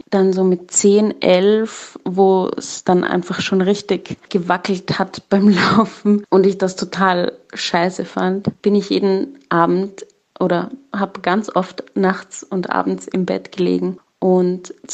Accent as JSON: {"language": "German", "country": "Dominican Republic", "tie": "born or raised there", "said": "Ich bin in der Dominikanischen Republik aufgewachsen und mein Kindermädchen hat mir irgendwann, da war ich so acht, neun Jahre alt, gesagt"}